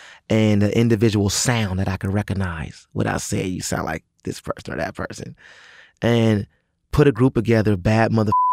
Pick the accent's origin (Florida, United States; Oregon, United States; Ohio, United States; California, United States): California, United States; Los Angeles; We come from the Crenshaw district